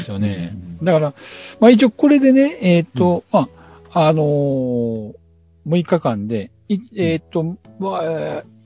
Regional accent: Shikoku, Japan; 四国は、あの、えっ、ー、と、自分の地元というか実家なんですけども

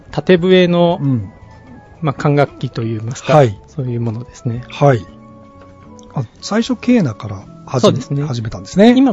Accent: Aichi, Japan; 私地元が愛知県なものですから、愛知県

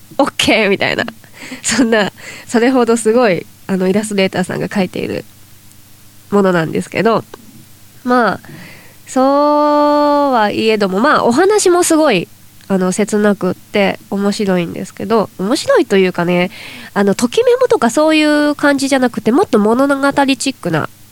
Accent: Toyama, Japan; うちの地元富山県

